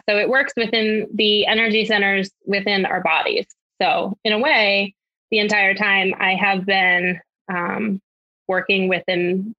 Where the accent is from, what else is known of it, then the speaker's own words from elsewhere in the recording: Connecticut, United States; I am not imported. I'm originally from Connecticut, but I have heard that I don't have that accent because I'm smack right next to Boston and New York.